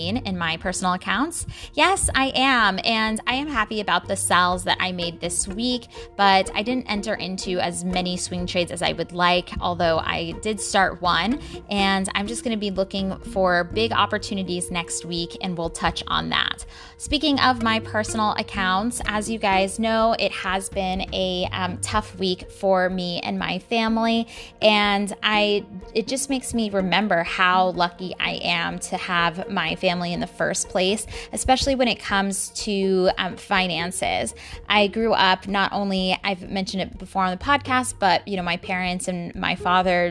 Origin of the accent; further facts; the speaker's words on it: San Antonio, Texas, United States; I'm from San Antonio, Texas